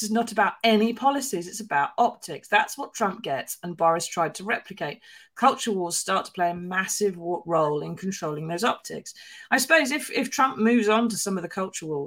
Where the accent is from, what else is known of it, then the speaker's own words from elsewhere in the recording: United Kingdom; as a Brit